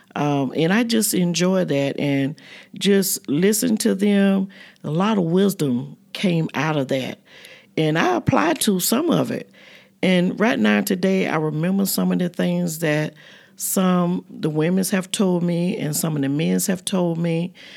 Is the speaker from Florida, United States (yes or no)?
yes; Fort Pierce, Florida, United States; moved away as an adult; also born or lived in Maysville, South Carolina; My family moved to Florida, Fort Pierce, when I was about three years old. So I went to school there in Fort Pierce.